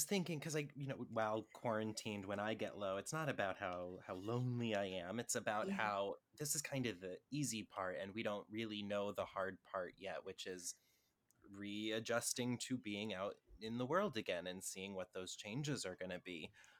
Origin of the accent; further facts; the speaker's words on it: Los Angeles, California, United States; Los Angeles.